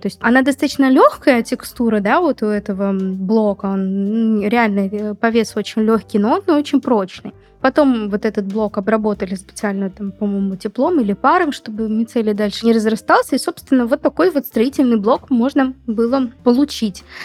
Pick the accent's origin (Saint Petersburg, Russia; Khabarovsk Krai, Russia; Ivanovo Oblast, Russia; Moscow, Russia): Moscow, Russia; я из Москвы